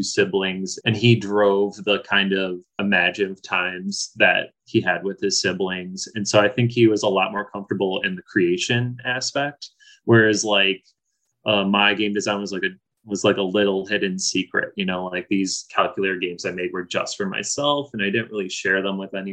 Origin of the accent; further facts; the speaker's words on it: Chicago, Illinois, United States; I grew up in Edison Park, right on the outskirts of Chicago, and then moved to the suburbs when I was around 11